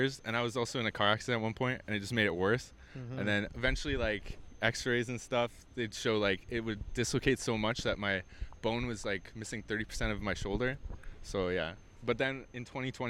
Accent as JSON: {"language": "English", "town": "Calgary", "region": "Alberta", "country": "Canada", "moved": "yes", "lives_now": "Toronto, Canada", "said": "I'm from Calgary."}